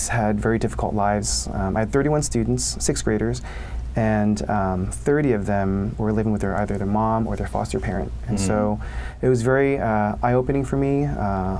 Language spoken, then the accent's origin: English; New York City, New York, United States; moved away as an adult; also born or lived in Philadelphia, Pennsylvania / Wheaton, Illinois / Chicago, Illinois; my parents moved out to New York City when I was five. And so pretty much all of my K-12 was all in New York City